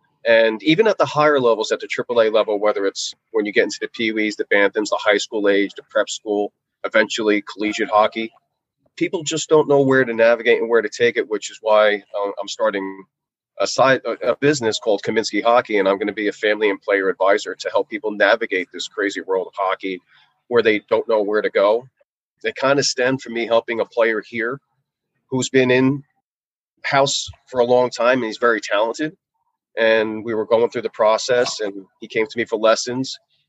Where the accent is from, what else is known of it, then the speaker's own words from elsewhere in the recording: Northeast, United States; obviously I'm from the Northeast, so I'm familiar with the Rangers, the Flyers, the Devils.